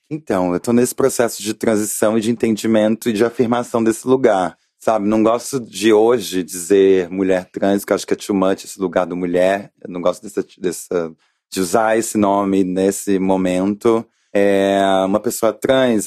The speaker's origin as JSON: {"language": "Portuguese", "region": "Rio de Janeiro", "country": "Brazil", "said": "eu sou do Rio de Janeiro"}